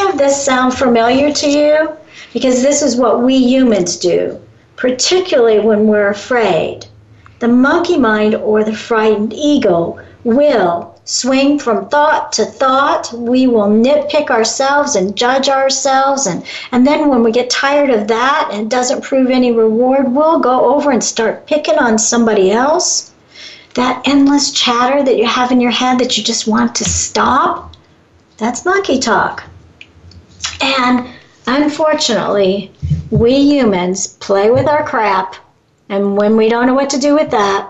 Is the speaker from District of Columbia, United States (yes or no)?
no; Chicago, Illinois, United States; moved away; I come from Chicago originally